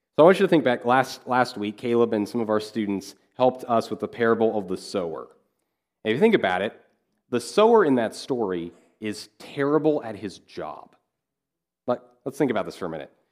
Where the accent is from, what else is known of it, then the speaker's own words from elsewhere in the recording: Kansas, United States; moved away; I grew up in Kansas